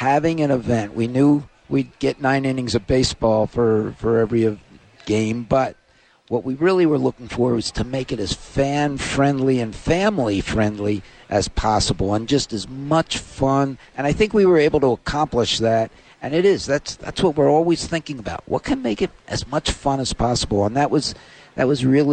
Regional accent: Philadelphia, Pennsylvania, United States; moved away; I'm from Philadelphia

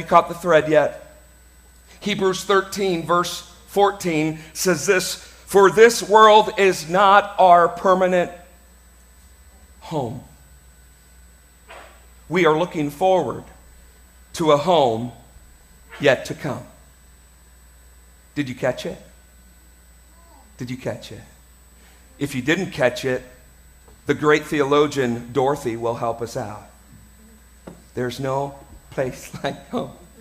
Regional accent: United States; I'm an American

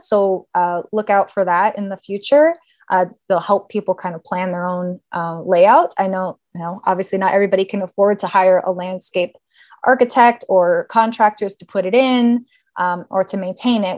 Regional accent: Los Angeles, California, United States; also born or lived in Davis, California; I born and raised in Los Angeles, uh, in the San Fernando Valley

